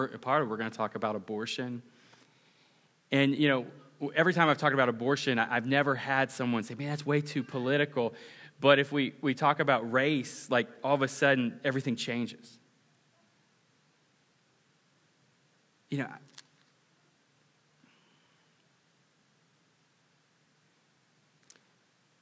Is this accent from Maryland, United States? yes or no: no; Ponca City, Oklahoma, United States; I grew up on Virginia Street in Ponca City, Oklahoma